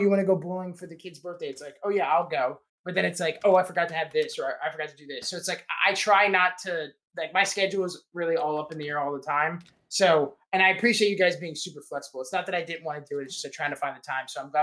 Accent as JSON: {"language": "English", "region": "Maryland", "country": "United States", "said": "I'm from Maryland"}